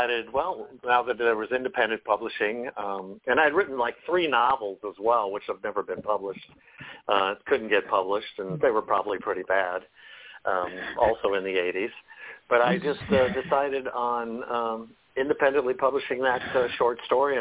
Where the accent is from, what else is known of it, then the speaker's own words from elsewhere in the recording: Des Moines, Iowa, United States; now in Westminster, Colorado, United States; Born and raised in Iowa, Des Moines, Iowa